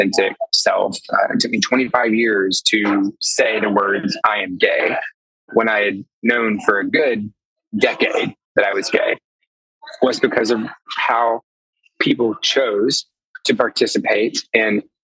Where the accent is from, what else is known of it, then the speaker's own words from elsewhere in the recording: the Arkansas Delta, United States; now in Chicago, United States; I'm from there. I was born and raised in the Delta